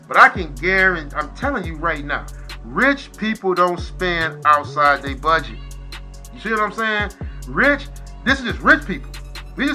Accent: Detroit, Michigan, United States; moved away; I was raised, like I said, I was raised in Detroit

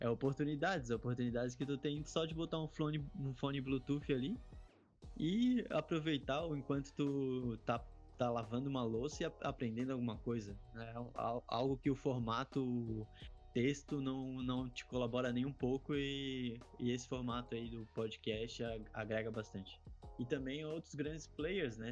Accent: Florianópolis, Santa Catarina, Brazil; Sou manezinho de Florianópolis

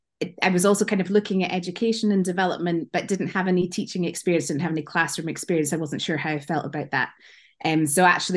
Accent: Scotland, United Kingdom; accent: Scottish; So I think people will work out from my accent that I'm originally from Scotland, although it's not as strong as it used to be.

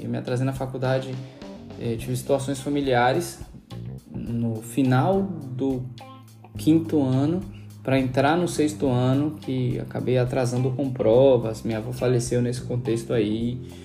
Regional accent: Salvador, Bahia, Brazil; moved away; Nasci em Salvador, não precisa dizer o ano, né? Pra vocês não calcularem a minha idade. É, e cresci em Estela Mares

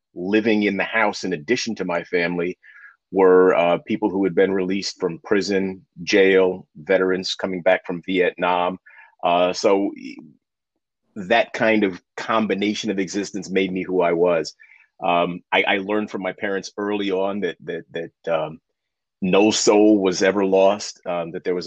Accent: New York City, New York, United States; also born or lived in Hudson Valley, New York; for most of my life, I grew up in Harlem, specifically Spanish Harlem

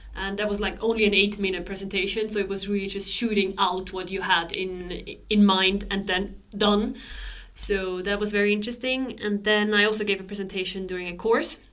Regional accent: Switzerland; moved away as an adult; now in Sweden; I grew up in Switzerland

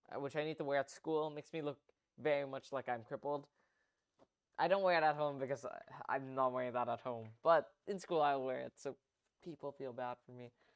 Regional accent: Philippines; a Filipino

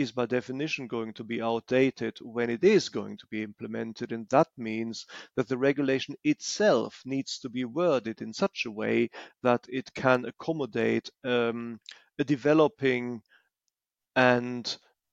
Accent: Germany; I am from Germany

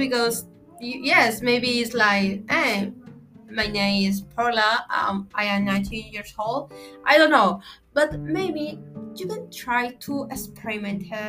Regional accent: Villahermosa, Tabasco, Mexico; English is a second language; I am from Mexico. I am lived in Villahermosa, Tabasco

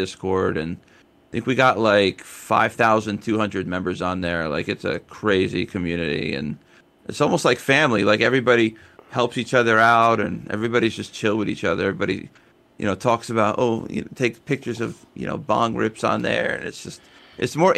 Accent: Sussex County, New Jersey, United States; moved away as an adult; also born or lived in Harrisburg, Pennsylvania / Clarke County, Virginia; now in Virginia, United States; in Jersey, I grew up in Sussex County, and I lived in Sussex County for a long time, but I live in Clark County in Virginia

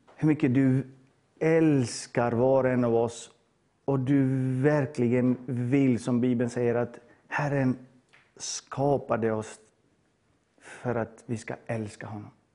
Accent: Bosnia & Herzegovina; now in Sweden; jag är född i Bosnien på 80-talet.

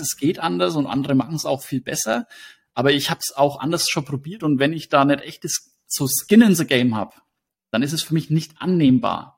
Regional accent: Hersbruck, Bavaria, Germany; in den Ort, wo ich herkomme, also Hersbruck

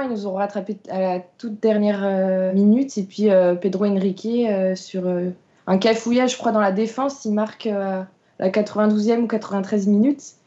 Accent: Vitré, Brittany, France; je suis originaire de Vitré

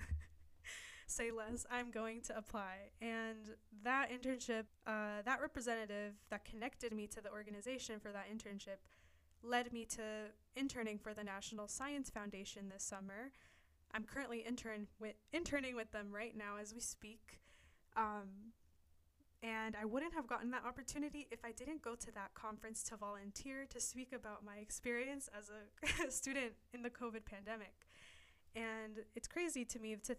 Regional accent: the Bay Area, California, United States; I'm from the Bay Area

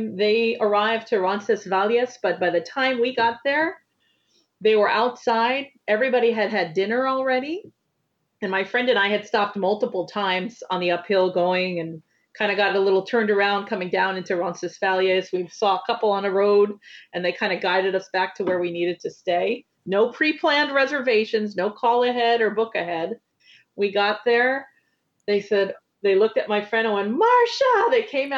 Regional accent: New York, United States; That's part of being a New Yorker

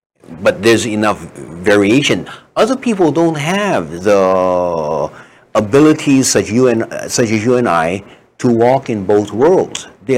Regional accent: Hawaii, United States

